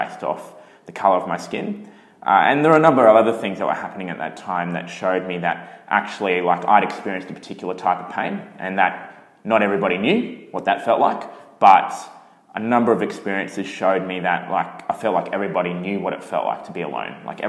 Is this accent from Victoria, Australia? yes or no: no; Brisbane, Queensland, Australia; My mum is Chinese, my dad's Italian, and I was born in Brisbane